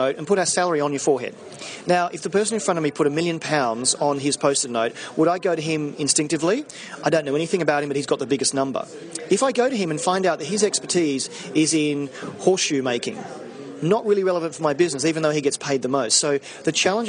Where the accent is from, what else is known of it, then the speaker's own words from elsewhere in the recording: Australia; now in London, United Kingdom; I'm Australian living in London